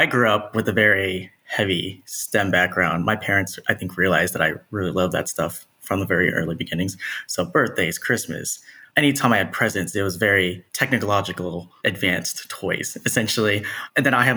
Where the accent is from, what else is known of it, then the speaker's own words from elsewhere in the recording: Texas, United States; moved away as an adult; also born or lived in Nashville, Tennessee / Keller, Texas / Dallas, Texas; born and raised Texan, love Texas, was in Dallas for a while growing up